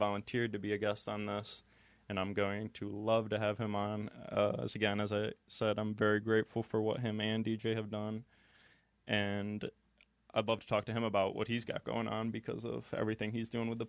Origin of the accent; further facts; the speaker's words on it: Binghamton, New York, United States; now in Buffalo, United States; because I'm actually not from around here, for people that may not know, because I came from Binghamton, New York, and it's about 3 hours away. And so I'd love to just get to know people up here in Buffalo.